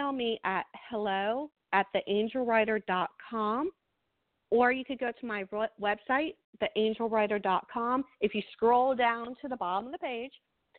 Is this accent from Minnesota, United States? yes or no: no; New Jersey, United States; I am from New Jersey, so we talk really fast